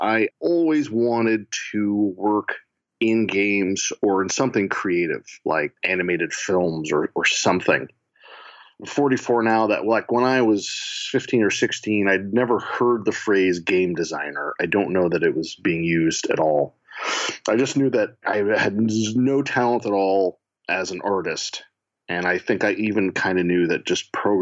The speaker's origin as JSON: {"language": "English", "town": "Portland", "region": "Oregon", "country": "United States", "tie": "born or raised there", "said": "I grew up in Portland, Oregon"}